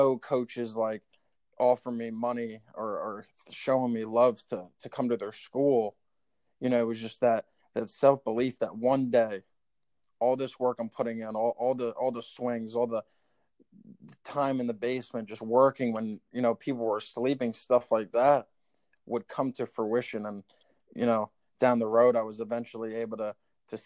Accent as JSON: {"language": "English", "town": "Tinton Falls", "region": "New Jersey", "country": "United States", "tie": "born or raised there", "said": "we grew up in Tinton Falls, New Jersey"}